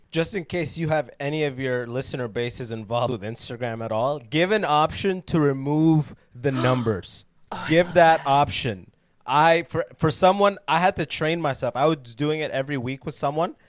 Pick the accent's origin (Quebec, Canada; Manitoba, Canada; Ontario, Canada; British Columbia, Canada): Ontario, Canada; London; moved away as an adult; also born or lived in Sudan; now in United States; I am born in Sudan, but I came to Canada when I was six